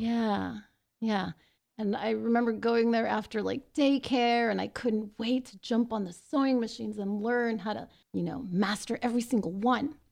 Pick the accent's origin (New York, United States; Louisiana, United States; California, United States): California, United States; Los Angeles; I'm from Los Angeles. I was born in East Los Angeles, and I grew up in Highland Park and then later the San Gabriel Valley.